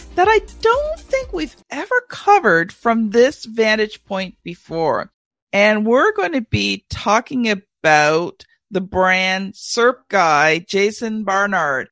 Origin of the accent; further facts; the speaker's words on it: Canada; being a Canadian